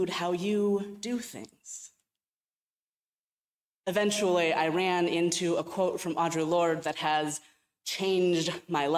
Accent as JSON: {"language": "English", "town": "Cleveland", "region": "Ohio", "country": "United States", "tie": "born or raised there", "also_born_or_lived": "California", "moved": "as an adult", "said": "I was from Cleveland. I had grown up in the Midwest"}